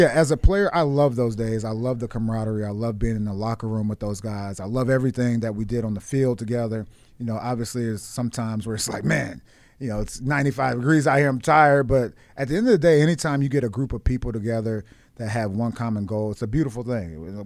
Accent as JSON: {"language": "English", "town": "Washington", "region": "District of Columbia", "country": "United States", "tie": "born or raised there", "moved": "yes", "said": "Washington. This is my hometown, like, you know, the D M V area"}